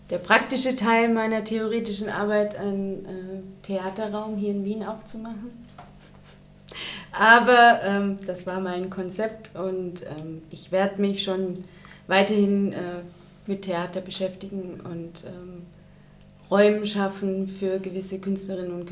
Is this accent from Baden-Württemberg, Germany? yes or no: yes; Baden-Württemberg, Germany; ich komme aus Süddeutschland, äh, aus der Nähe von Stuttgart. Da gibt es eben ein großes Haus, das Staatstheater, und ein paar kleinere Häuser.